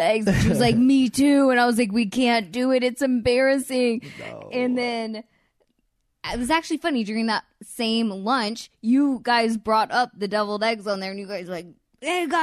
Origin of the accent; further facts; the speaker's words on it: the South, United States; now in Los Angeles, United States; I'm from the South